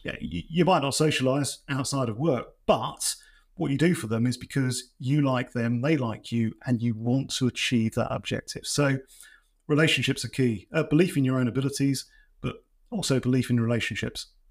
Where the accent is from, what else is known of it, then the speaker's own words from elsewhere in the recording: East Anglia, East of England, United Kingdom; I'm from East Anglia